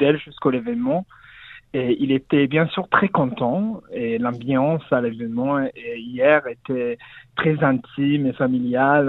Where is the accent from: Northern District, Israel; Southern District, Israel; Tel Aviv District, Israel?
Southern District, Israel; Kiryat Malakhi; French is a second language; moved away; je, suis né à Kirat Malachi aussi d'Israël